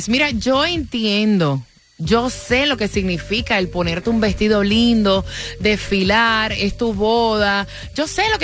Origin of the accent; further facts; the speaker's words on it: Caracas, Capital District, Venezuela; moved away; De Venezuela.